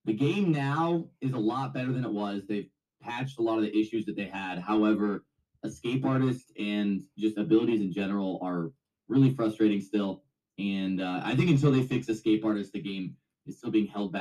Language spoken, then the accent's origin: English; Sacramento, California, United States; also born or lived in Las Vegas; I'm from Sacramento